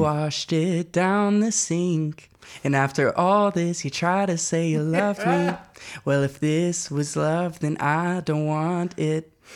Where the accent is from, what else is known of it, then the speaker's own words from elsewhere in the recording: Louisville, Kentucky, United States; moved away as an adult; now in Knoxville, United States; I'm from Louisville, Kentucky, which is where I uh, spent the first 18 years of my life.